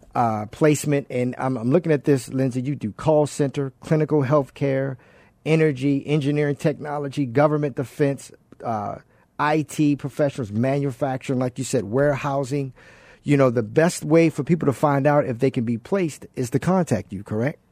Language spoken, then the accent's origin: English; Baltimore, Maryland, United States; Baltimore, Maryland, my hometown